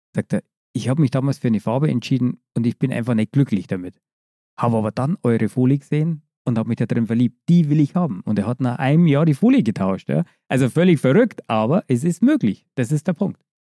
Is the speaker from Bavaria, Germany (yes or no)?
yes; Bavaria, Germany; ich komme aus Bayern, wie man gehört hat.